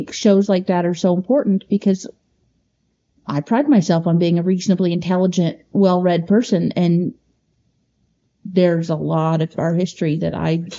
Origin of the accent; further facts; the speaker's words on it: Edmonton, Kentucky, United States; also born or lived in Indianapolis, Indiana; we grew up in Edmonton, Kentucky, where there was one black family in our whole county